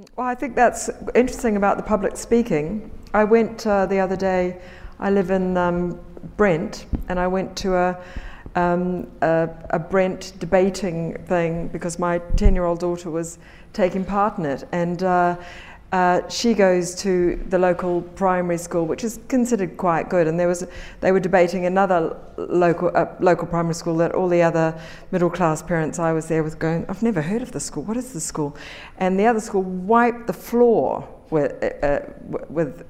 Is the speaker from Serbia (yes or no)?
no; New Zealand; moved away; people like me coming from New Zealand